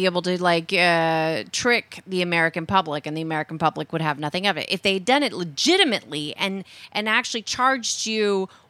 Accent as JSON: {"language": "English", "country": "Netherlands", "tie": "born or raised there", "moved": "yes", "said": "growing up in the Netherlands"}